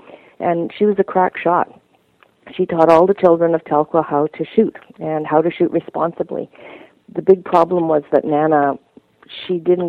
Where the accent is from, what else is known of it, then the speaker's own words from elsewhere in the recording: Canada; we're Irish-Canadian